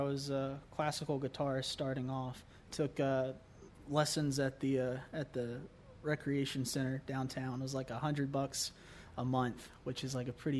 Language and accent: English; Morganton, North Carolina, United States; moved away; Well, I grew up in Morganton.